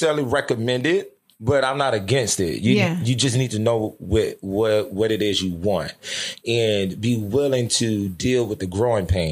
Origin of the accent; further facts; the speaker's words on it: Louisiana, United States; moved away; I'm from Louisiana, the deep South